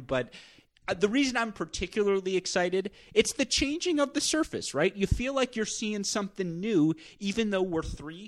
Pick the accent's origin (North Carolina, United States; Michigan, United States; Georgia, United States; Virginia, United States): Michigan, United States; Southeast; I grew up in the Southeast Michigan tennis bubble